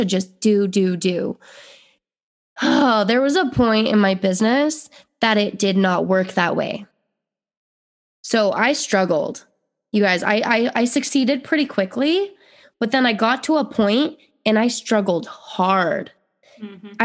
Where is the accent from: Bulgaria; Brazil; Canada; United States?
United States; Utah; moved away; I grew up in Utah